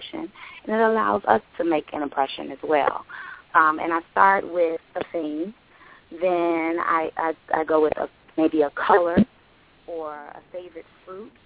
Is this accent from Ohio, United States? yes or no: no; New York City, New York, United States; also born or lived in Atlanta; now in Chicago, United States; I was born in Chicago, and then I grew up in Brooklyn, New York. And from there, I moved to Atlanta